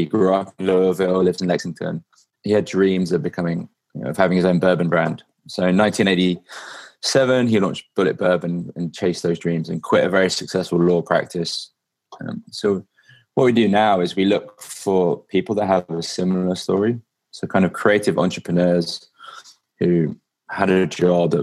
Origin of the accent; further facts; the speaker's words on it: England, United Kingdom; I'm from England and I drive on the other side of the road